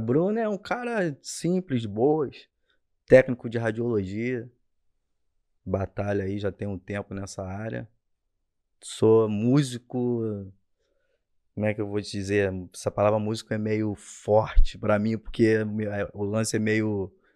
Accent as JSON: {"language": "Portuguese", "town": "Rio Bonito", "region": "Rio de Janeiro", "country": "Brazil", "tie": "born or raised there", "also_born_or_lived": "São Gonçalo", "said": "eu nasci em São Gonçalo, cara. Nasci em São Gonçalo, terra boa aí do Rio de Janeiro, para quem conhece. E aí eu fui morar em Rio Bonito, cresci em Rio Bonito"}